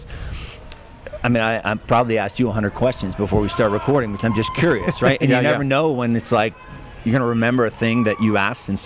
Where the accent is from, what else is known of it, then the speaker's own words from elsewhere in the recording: Hollidaysburg, Pennsylvania, United States; from Hollidaysburg